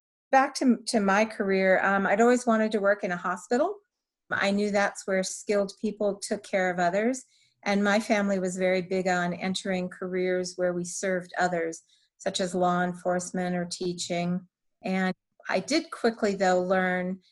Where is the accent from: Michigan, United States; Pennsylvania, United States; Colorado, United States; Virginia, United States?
Colorado, United States; moved away as an adult; relocate back to my home state of Colorado